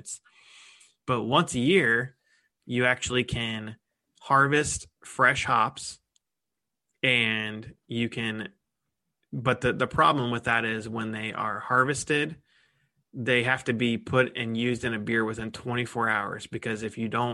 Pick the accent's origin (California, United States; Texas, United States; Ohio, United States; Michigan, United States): Ohio, United States; Columbus; I'm from Columbus